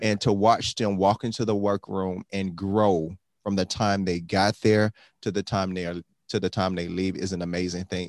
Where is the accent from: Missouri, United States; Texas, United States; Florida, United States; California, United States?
Florida, United States; Miami; I grew up in Miami